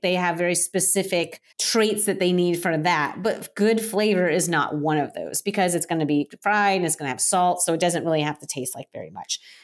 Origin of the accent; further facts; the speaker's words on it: Florida, United States; now in Portland, United States; I am currently in Portland, Oregon, but I'm originally from Florida. I grew up, uh, on the Space Coast